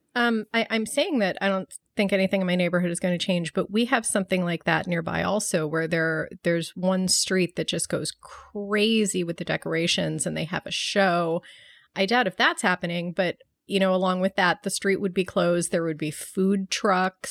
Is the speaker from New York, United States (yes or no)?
yes; Buffalo, New York, United States; growing up in Buffalo, when it was freezing cold every Halloween